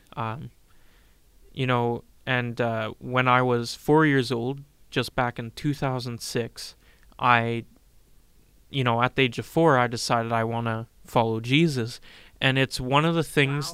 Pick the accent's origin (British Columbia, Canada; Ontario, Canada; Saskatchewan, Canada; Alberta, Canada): Saskatchewan, Canada; Regina; I'm from Regina, Saskatchewan, lived here all my life.